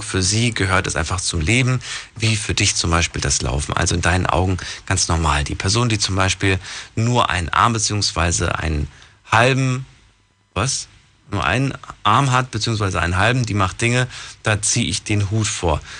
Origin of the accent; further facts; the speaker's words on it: Ludwigshafen, Rhineland-Palatinate, Germany; Bin ja auch aus Ludwigshafen